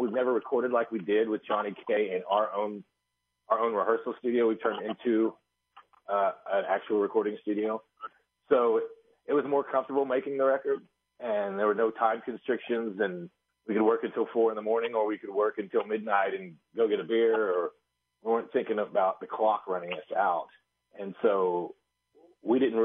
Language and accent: English; Wheaton, Missouri, United States; I grew up in Wheaton, Missouri, which is a couple hours from you